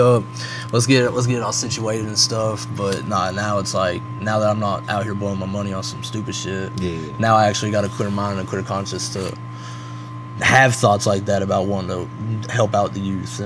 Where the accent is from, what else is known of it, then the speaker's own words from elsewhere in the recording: the South, United States; we from the South